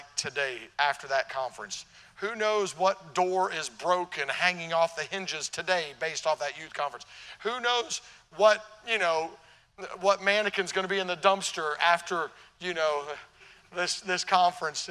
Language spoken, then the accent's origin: English; Tennessee, United States; also born or lived in Illinois; I'm from Tennessee. Down south, we hear about the North. By the way, I was born in Illinois, so I'm a Yankee by birth